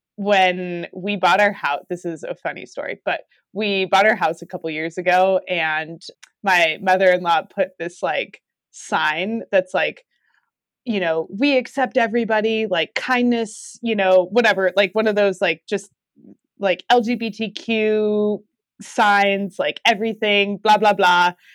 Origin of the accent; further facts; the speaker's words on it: New Mexico, United States; now in Durango, United States; where I grew up in New Mexico